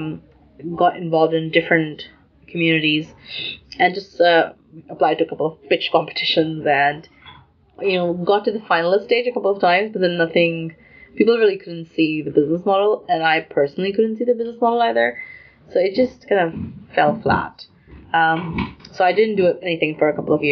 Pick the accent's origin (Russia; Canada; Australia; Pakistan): Pakistan; Lahore, Punjab; moved away; also born or lived in United Kingdom; I grew up in Lahore, which is in Pakistan